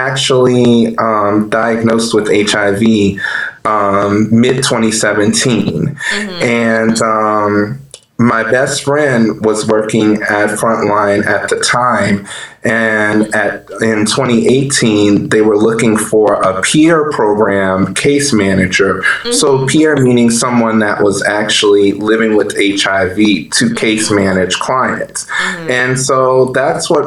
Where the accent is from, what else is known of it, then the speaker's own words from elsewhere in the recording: New Orleans, Louisiana, United States; moved away as an adult; I am from New Orleans, Louisiana, born and raised